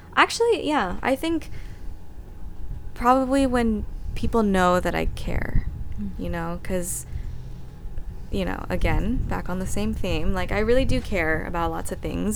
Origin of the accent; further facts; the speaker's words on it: Austin, Texas, United States; moved away as an adult; Austin is home. I mean, I was born and raised there, grew up there